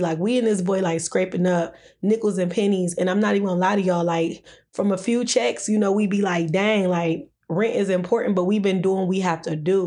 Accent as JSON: {"language": "English", "town": "Detroit", "region": "Michigan", "country": "United States", "tie": "born or raised there", "also_born_or_lived": "Downriver, Michigan", "said": "growing up in Detroit"}